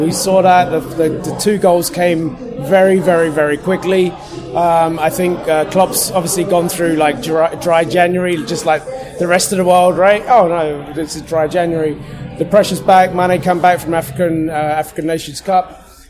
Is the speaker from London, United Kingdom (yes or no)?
yes; London, United Kingdom; moved away as an adult; now in New York, United States; London originally, but New Yorker now, 9 years.